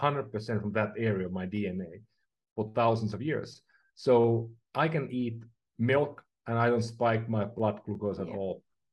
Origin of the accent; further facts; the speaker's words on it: Finland; now in San Francisco, United States; I'm from Finland